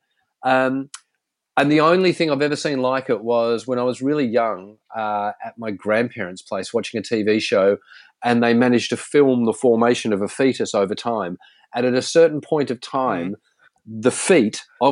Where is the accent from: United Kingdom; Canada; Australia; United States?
Australia; Sydney, New South Wales; I grew up in the Sutherland Shire, you know, not far from Cronulla